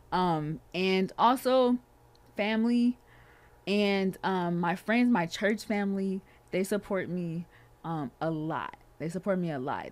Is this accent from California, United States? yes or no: yes; California, United States; I am from Cali